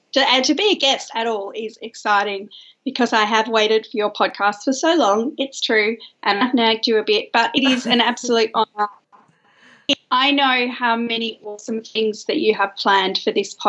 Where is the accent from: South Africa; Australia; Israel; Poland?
Australia; Perth, Western Australia; now in Melbourne, Australia; I am an Australian girl who lives in Melbourne, but I'm from Perth originally.